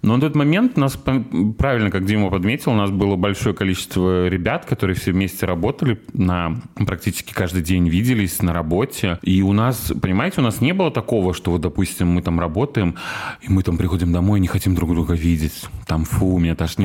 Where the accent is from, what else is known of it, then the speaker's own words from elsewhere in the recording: Sochi, Krasnodar Krai, Russia; now in Kazan, Russia; мы были коренные сочинки